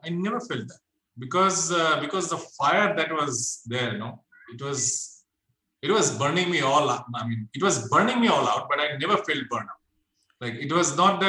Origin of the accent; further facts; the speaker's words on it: Kolkata, West Bengal, India; moved away as an adult; back in my hometown, which is in Kolkata.